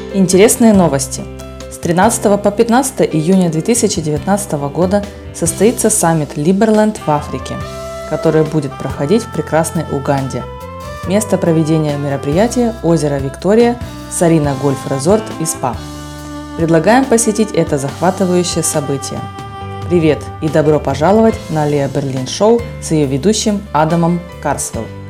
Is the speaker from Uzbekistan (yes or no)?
no; Dublin, Ireland; also born or lived in Germany; now in Panama; вырос в Дублине, в маленьком городке